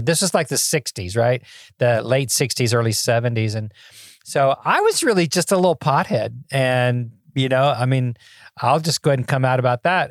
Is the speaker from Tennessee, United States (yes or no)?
yes; Memphis, Tennessee, United States; I grew up in Memphis, Tennessee